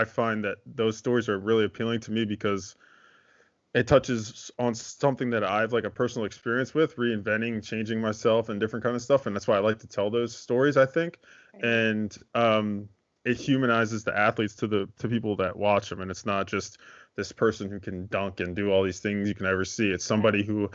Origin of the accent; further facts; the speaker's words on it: Philadelphia, Pennsylvania, United States; I'm from Philadelphia, like suburbs of Philadelphia